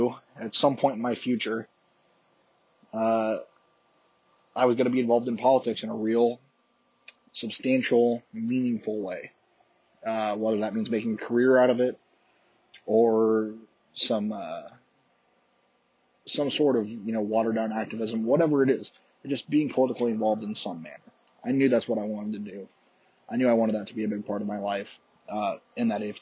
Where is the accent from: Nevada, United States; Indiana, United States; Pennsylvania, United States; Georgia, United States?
Indiana, United States; Columbia City; my hometown, Columbia City